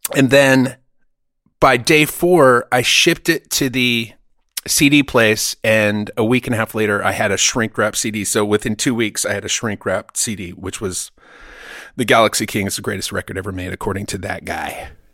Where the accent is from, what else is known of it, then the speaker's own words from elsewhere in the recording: Germany; moved away; I grew up in Germany